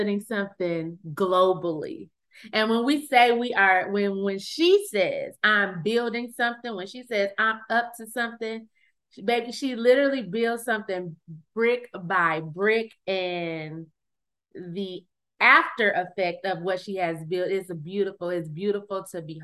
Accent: Flint, Michigan, United States; now in Dallas, United States; I'm originally from Flint, Michigan

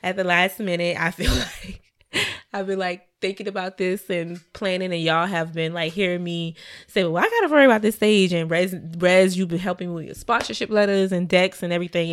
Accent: Savannah, Georgia, United States; Savannah, my hometown

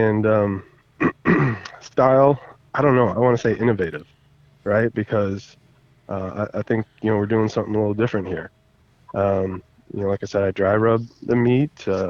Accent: North Carolina, United States; now in Minnesota, United States; I was from North Carolina

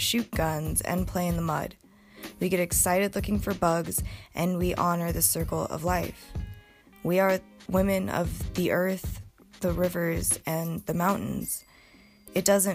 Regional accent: Montana, United States; I grew up in Montana with generations of hardworking people on both sides of my bloodline.

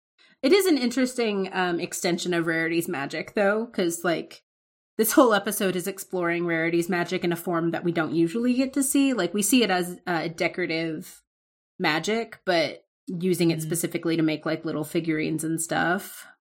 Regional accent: the South, United States; But yeah, like, I'm from the South.

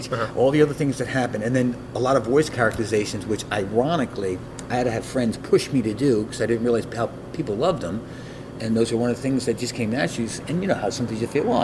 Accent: Long Island, New York, United States; moved away; also born or lived in Brooklyn; When I was younger, growing up on Long Island, there was a PAF Playhouse

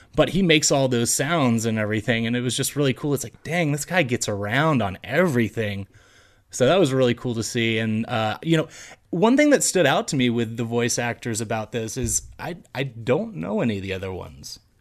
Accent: Fort Worth, Texas, United States; We're all from Fort Worth, Texas

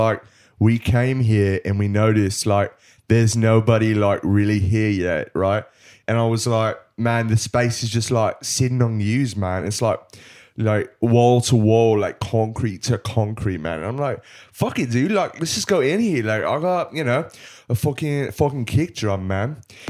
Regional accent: Bristol, South West England, United Kingdom; I'm from Bristol, man.

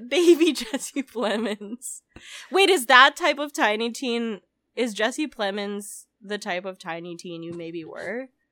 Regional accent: Philippines; moved away; I grew up outside the U S. I grew up in the Philippines

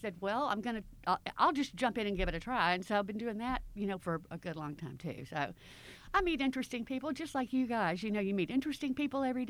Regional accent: Clarksdale, Mississippi, United States; now in Memphis, United States; I'm from Clarksdale, Mississippi

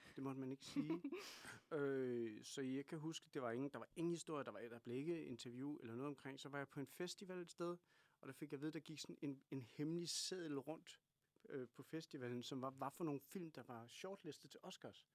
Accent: Kalundborg, Zealand, Denmark; accent: Kalundborg jysk; Jeg kommer fra Kalundborg

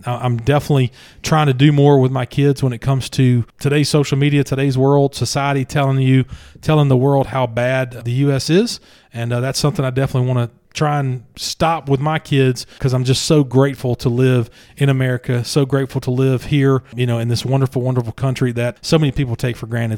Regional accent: McComb, Mississippi, United States; moved away; My hometown

